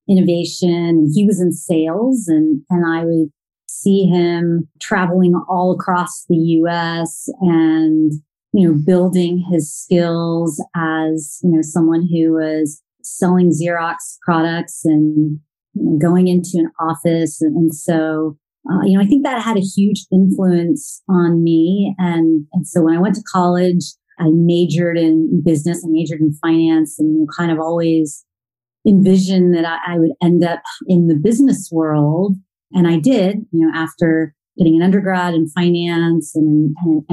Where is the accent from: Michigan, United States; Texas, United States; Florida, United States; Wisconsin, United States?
Texas, United States; Plano; also born or lived in Rochester, New York; I actually grew up in the suburbs of Dallas, Texas, in a suburb called Plano